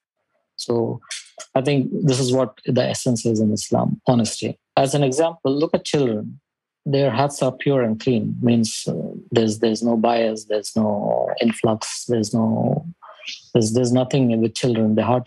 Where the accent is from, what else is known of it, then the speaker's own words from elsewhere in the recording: India; moved away as an adult; also born or lived in Saudi Arabia; now in Dubai, United Arab Emirates; I'm from India. And I've been living in Dubai for almost 15 years now